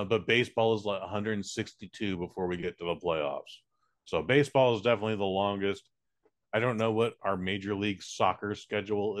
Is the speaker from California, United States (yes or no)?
yes; San Francisco, California, United States; I'm from San Francisco